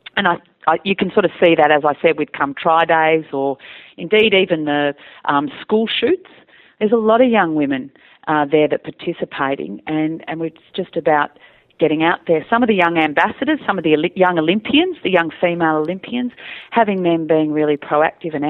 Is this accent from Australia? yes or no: yes; Australia; my cousins in the city had access to things that we didn't in the country